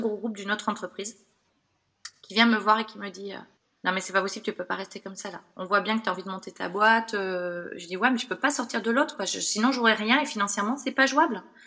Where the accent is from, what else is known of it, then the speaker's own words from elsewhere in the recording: Bordeaux, Nouvelle-Aquitaine, France; also born or lived in Toulouse / Australia; moi je suis bordelaise